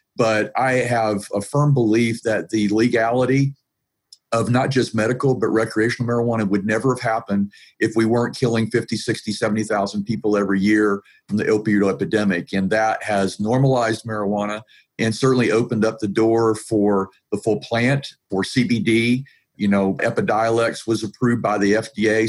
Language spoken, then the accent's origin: English; Atlanta, Georgia, United States; And I'm from Atlanta, Georgia, so I'm from south of the Mason Dixon line.